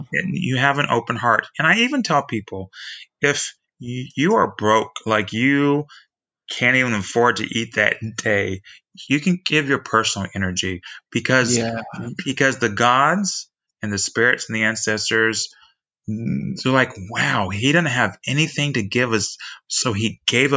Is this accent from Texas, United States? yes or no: yes; Texas, United States; I'm from Texas